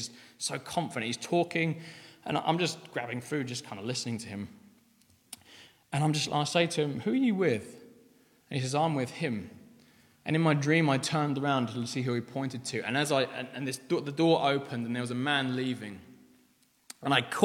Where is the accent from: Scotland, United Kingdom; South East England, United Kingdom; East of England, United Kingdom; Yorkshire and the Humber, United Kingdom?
South East England, United Kingdom; Aldershot; I was brought up in Aldershot